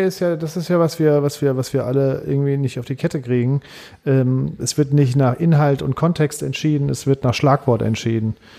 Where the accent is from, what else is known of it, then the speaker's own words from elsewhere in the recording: Saarland, Germany; ich bin Saarländer